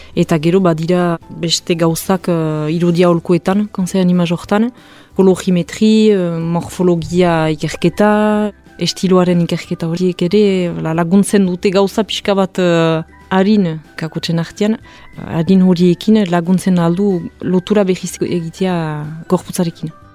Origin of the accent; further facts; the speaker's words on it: Hasparren, Nouvelle-Aquitaine, France; sortzez azpagnekoa niz